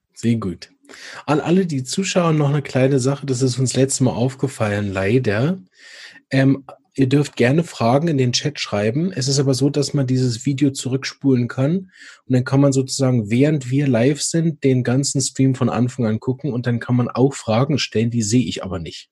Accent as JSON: {"language": "German", "region": "Berlin", "country": "Germany", "tie": "born or raised there", "moved": "yes", "said": "für mich ist ja Berlin meine Heimat, da komme ich ja ursprünglich her."}